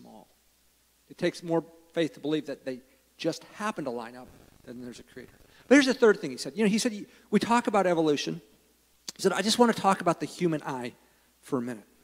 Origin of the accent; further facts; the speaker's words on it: United States; I love living in the United States. I'm glad I'm an American.